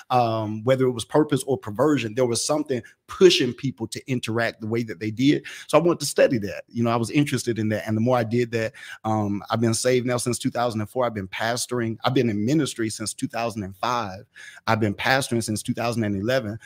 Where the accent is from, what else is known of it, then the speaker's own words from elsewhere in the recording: Atlanta, Georgia, United States; I was born and raised in Atlanta, in Atlanta